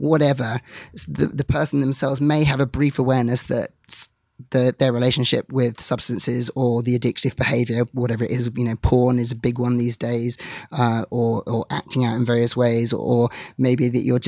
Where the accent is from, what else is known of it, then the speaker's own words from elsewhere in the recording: England, United Kingdom; As an English person